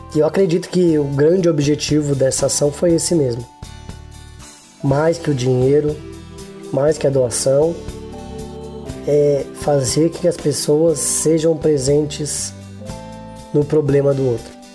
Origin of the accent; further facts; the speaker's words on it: Guarulhos, São Paulo, Brazil; eu sou de Guarulhos, São Paulo